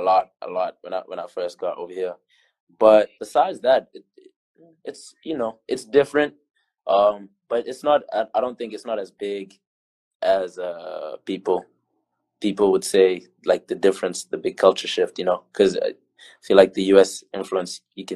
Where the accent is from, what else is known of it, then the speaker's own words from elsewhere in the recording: South Africa; moved away as an adult; now in United States; being the South African player